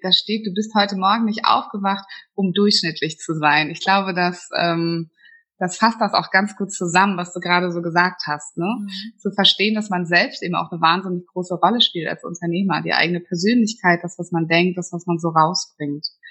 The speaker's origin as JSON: {"language": "German", "town": "Flensburg", "region": "Schleswig-Holstein", "country": "Germany", "tie": "born or raised there", "moved": "yes", "said": "meine alte Heimat, also sehr, sehr weit im Norden von Deutschland"}